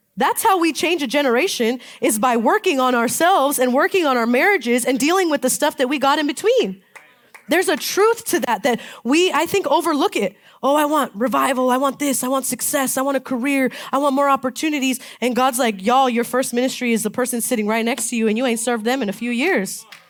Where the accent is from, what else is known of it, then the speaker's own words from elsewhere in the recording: Palm Springs, California, United States; I'm from Palm Springs, and so they call it a bowl. We live in this bowl